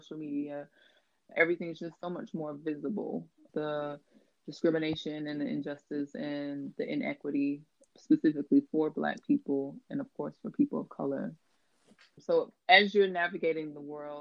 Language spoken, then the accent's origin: English; Atlanta, Georgia, United States; now in London, United Kingdom; originally from Atlanta, Georgia in the States, and now living in London, England